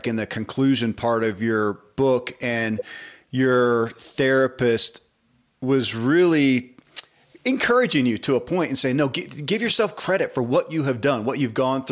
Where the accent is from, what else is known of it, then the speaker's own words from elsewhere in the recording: the South, United States; I grew up in the South and in the church